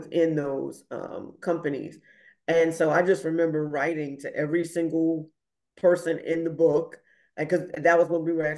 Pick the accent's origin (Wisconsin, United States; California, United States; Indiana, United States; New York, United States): New York, United States; New Rochelle; I grew up in New Rochelle, New York